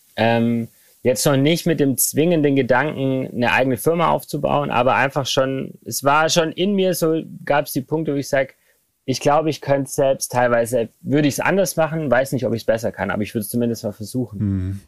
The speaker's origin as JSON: {"language": "German", "town": "Remseck", "region": "Baden-Württemberg", "country": "Germany", "tie": "born or raised there", "said": "ich bin in Remseck aufgewachsen. Das ist äh, ein Ort zwischen Ludwigsburg und Stuttgart"}